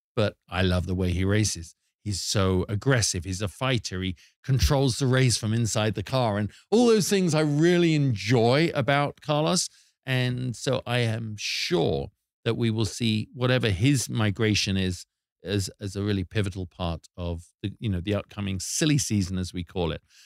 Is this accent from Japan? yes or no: no; United Kingdom; here's something we do as British people